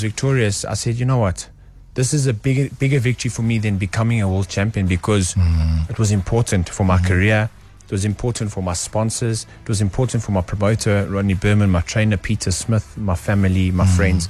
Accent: South Africa; I'm just from South Africa

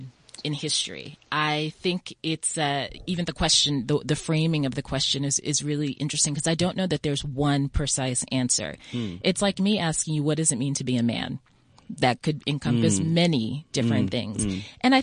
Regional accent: United States; moved away as an adult; also born or lived in Ghana; now in South Africa; Listening to my accent, you can probably tell I grew up in the U.S.

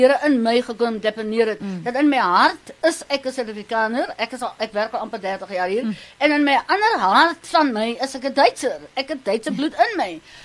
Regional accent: Namibia; now in South Africa; i am from Namibia

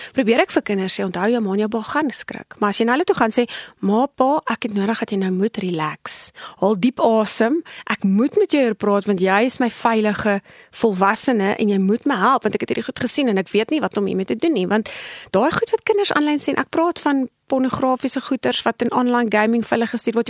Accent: South Africa; ons as Afrikaners is geneig daartoe om ons het groot geword in 'n konteks van kinders word gesien en nie gehoor nie

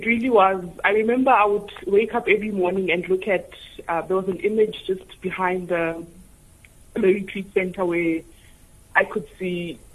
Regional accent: Tembisa, Gauteng, South Africa; I was born and raised in Tembisa, which is a township and which is very busy

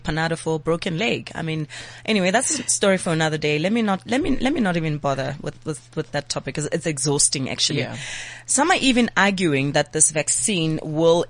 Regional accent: Johannesburg, Gauteng, South Africa; I'm from Pimville, and you know, there's a close clinic there

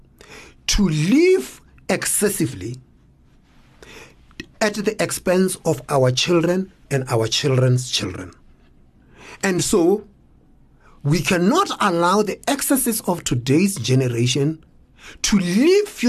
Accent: South Africa; we are South Africans.

